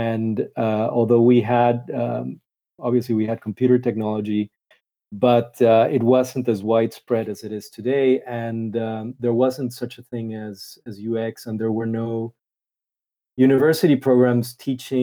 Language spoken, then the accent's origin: English; Panama; I'm originally from Panama in Central America